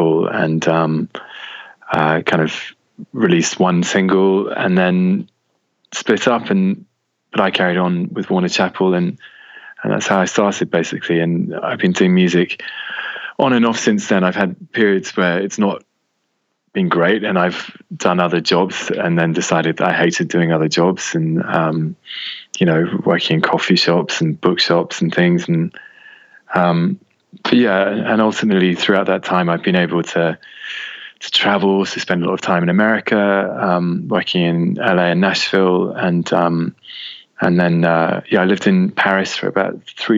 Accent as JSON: {"language": "English", "town": "Oxford", "region": "South East England", "country": "United Kingdom", "tie": "born or raised there", "also_born_or_lived": "France", "lives_now": "England", "said": "So I grew up in Oxford, which is about an hour away from London"}